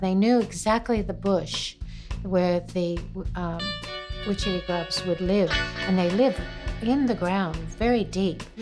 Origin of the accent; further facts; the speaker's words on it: Springfield, Massachusetts, United States; now in Queenstown, New Zealand; I was born in Springfield, Massachusetts